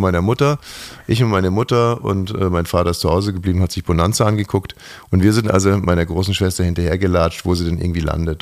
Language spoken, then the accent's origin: German; Bavaria, Germany; aus meiner Heimat, Bayern